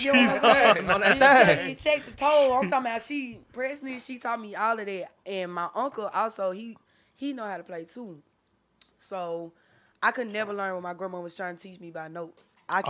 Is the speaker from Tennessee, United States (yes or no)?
yes; Memphis, Tennessee, United States; also born or lived in Georgia; my mama said that I was born in North Memphis.